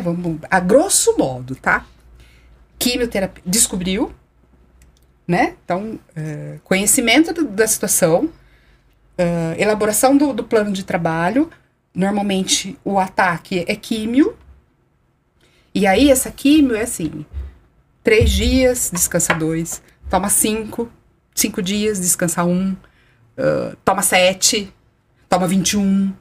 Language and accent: Portuguese; Araraquara, São Paulo, Brazil; eu sou nascida em Araraquara